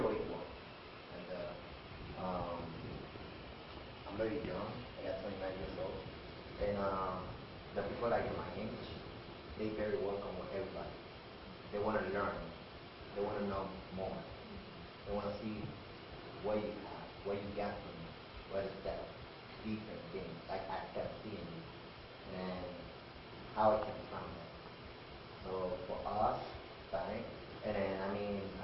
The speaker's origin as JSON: {"language": "English", "town": "Rochester", "region": "New York", "country": "United States", "also_born_or_lived": "Puerto Rico", "said": "I'm not from the island. I'm from Rochester, New York. I'm a New Yorker"}